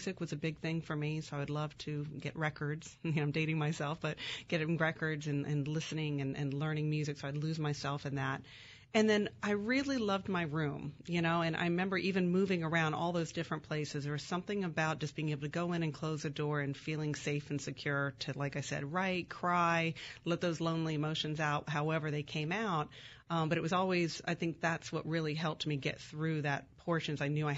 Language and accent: English; California, United States; born there; So I was born in California, but before the age of 9, I lived in 8 different places.